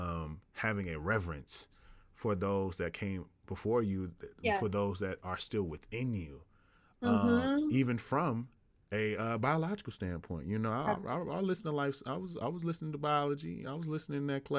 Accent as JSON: {"language": "English", "region": "the South", "country": "United States", "tie": "born or raised there", "said": "growing up in the South, you automatically have a introduction into faith"}